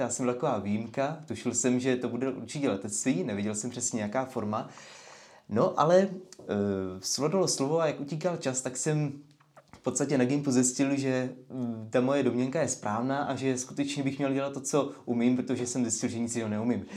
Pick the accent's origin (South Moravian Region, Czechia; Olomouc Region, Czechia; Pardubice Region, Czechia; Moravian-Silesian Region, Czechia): South Moravian Region, Czechia; Letovice; also born or lived in London, United Kingdom; jsem strávil dětství na letišti v Letovicích, tady nedaleko